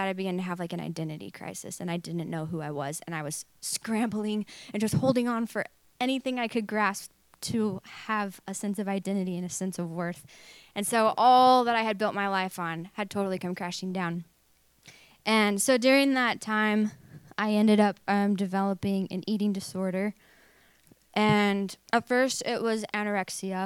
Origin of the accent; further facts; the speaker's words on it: Truth or Consequences, New Mexico, United States; moved away as an adult; also born or lived in Tulsa, Oklahoma / Redding, California; we moved from Oklahoma, Tulsa, Oklahoma, to Truth or Consequences, New Mexico when I was 5 years old, and that's where I grew up